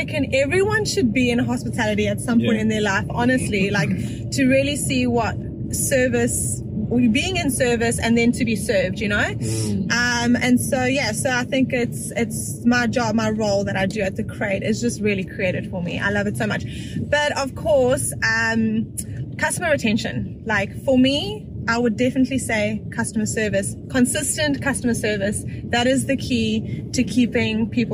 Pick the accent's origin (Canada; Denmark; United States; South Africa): South Africa; now in North Shore, New Zealand; I'm South African, and I've been living in South Africa.